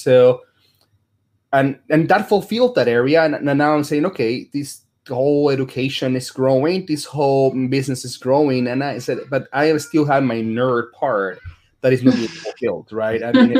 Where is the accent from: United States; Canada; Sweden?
United States; Dallas, Texas; I'm from Dallas.